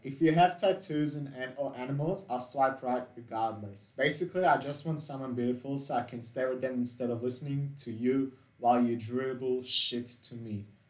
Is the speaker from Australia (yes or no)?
yes; Australia; Yeah, so I have a German background and I'm an Australian as well.